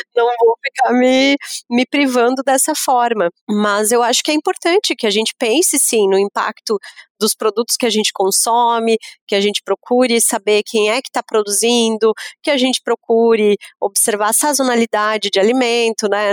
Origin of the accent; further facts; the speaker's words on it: Lages, Santa Catarina, Brazil; sou de Lages, né, sou da Serra